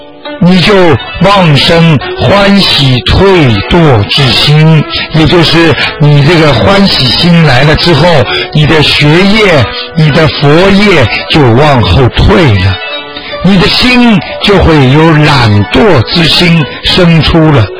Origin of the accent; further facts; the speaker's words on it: China; 我们中国人经常讲句话：“功到自然成嘛。”